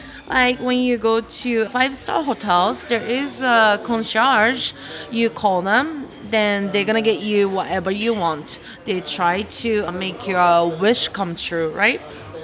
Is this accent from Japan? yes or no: yes; Japan; I grew up in Japan when I was young.